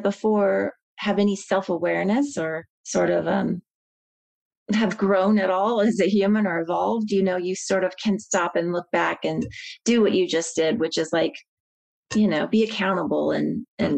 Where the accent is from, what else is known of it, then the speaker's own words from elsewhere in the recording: Midwest, United States; I'm from the Midwest